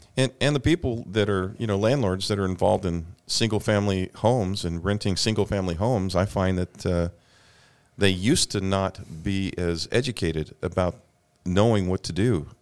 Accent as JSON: {"language": "English", "region": "Alabama", "country": "United States", "tie": "born or raised there", "moved": "yes", "said": "somebody from close to where I grew up in Alabama"}